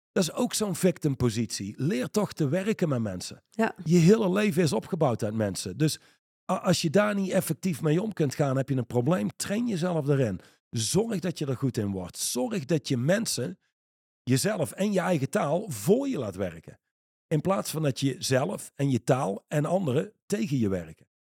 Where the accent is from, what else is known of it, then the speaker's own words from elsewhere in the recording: Reusel, North Brabant, Netherlands; iemand waar ik opgegroeid ben in Reuzel